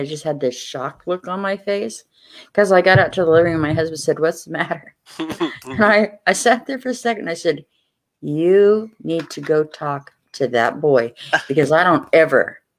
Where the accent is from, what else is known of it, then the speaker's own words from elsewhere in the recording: Kansas, United States; We might be some Hicks, but we's Kansas Hicks, you know?